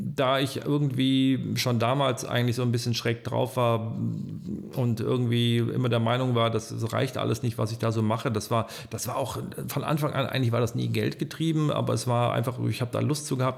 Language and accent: German; Troisdorf, North Rhine-Westphalia, Germany; also born or lived in Ulm; Ich bin zwar in Ulm an der Donau geboren, bin aber in Trostorf aufgewachsen seit 1966